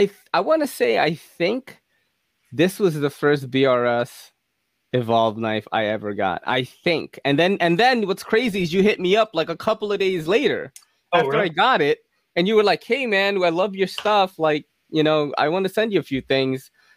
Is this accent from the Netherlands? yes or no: no; Philippines; I know I'm Filipino, bro.